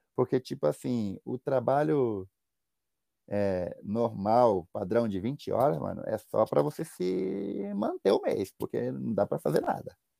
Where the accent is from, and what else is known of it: Brazil; moved away